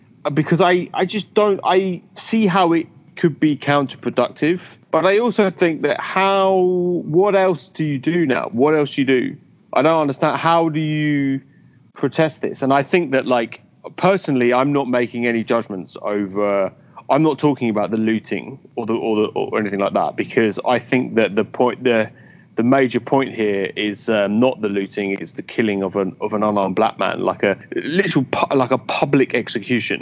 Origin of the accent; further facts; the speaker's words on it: United Kingdom; as a Brit